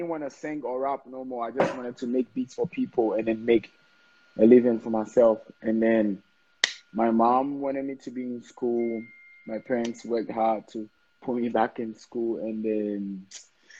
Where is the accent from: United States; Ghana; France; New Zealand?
Ghana